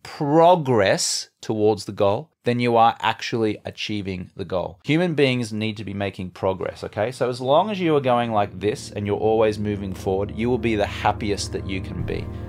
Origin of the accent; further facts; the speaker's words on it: Brisbane, Queensland, Australia; moved away as an adult; also born or lived in London / Los Angeles; now in United States; I grew up in Brisbane, Australia